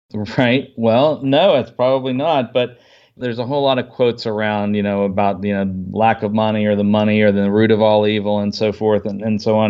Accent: United States; I grew up outside the Washington, D C area

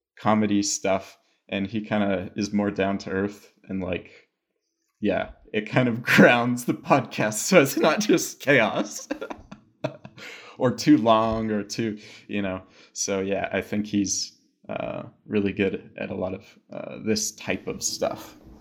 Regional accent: United States; also born or lived in Albuquerque, New Mexico; I'm American

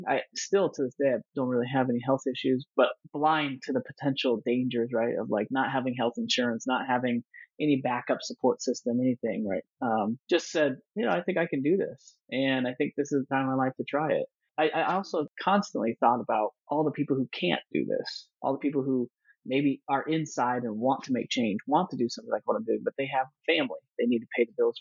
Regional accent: Nebraska, United States; moved away; also born or lived in Colorado / Silicon Valley; going from Nebraska, where I grew up

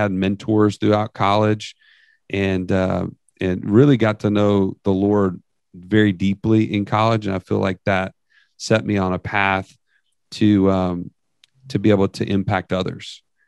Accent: San Antonio, Texas, United States; born there; now in Birmingham, United States; So I was like 15 when we moved to Birmingham after that. And so I guess, and I was born in Texas. I was born in San Antonio, actually.

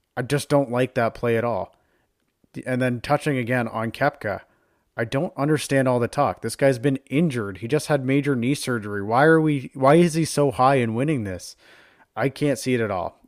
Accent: Canada; we are Canadian

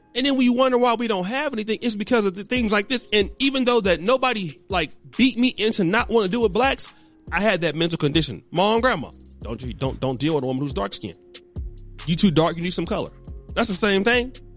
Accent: Sacramento, California, United States; even coming up in Sacramento, I was from Del Paso Heights

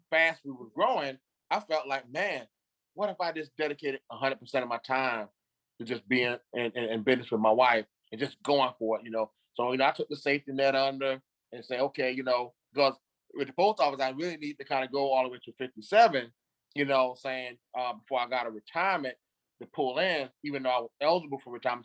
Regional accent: Beaufort, South Carolina, United States; moved away as an adult; also born or lived in Greenville, South Carolina; I'm from the Carolinas. I'm from uh, Beaufort, South Carolina. Um, I graduated in '89 from high school in Beaufort

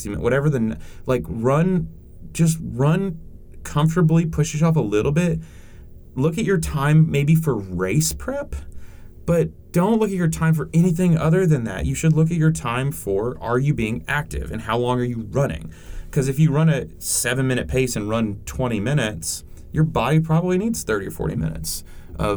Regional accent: Cleveland, Tennessee, United States; born or raised there; also born or lived in New England

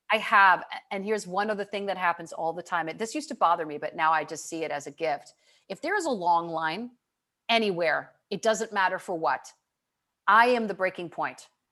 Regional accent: Michigan, United States; I grew up in Michigan

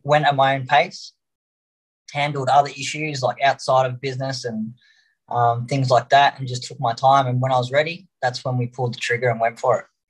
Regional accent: Melbourne, Victoria, Australia; Australia. Uh, we're from Melbourne

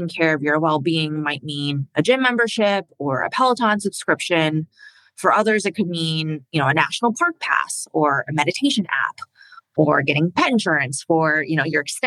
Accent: Indiana, United States; also born or lived in China / Philadelphia; We moved to the United States when I was 4 years old, and I spent most of my life growing up in Indiana

